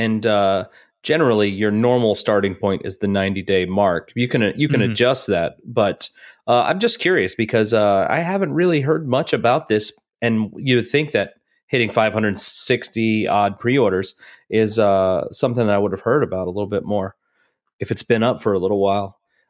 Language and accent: English; Rosemead, California, United States; I grew up in Rosemead, a suburb of Los Angeles, just outside of Pasadena.